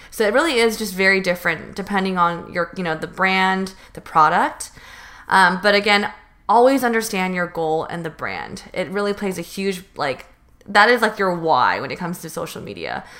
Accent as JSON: {"language": "English", "region": "Northern California", "country": "United States", "moved": "as an adult", "lives_now": "Los Angeles, United States", "said": "I'm from North, NorCal."}